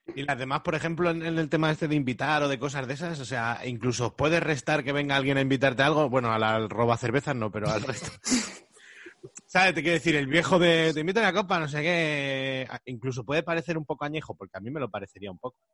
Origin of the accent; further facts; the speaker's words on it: Madrid, Community of Madrid, Spain; los de Madrid nos pasamos un poco